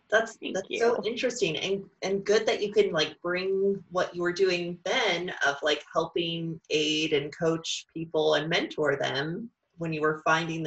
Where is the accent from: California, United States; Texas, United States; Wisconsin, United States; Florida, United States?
California, United States; Southern; I'm from Southern California